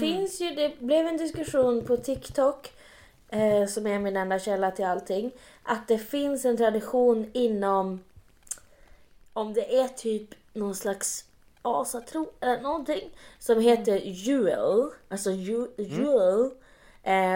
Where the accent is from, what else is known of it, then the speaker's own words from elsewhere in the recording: Luleå, Norrbotten County, Sweden; jag är uppväxt i Luleå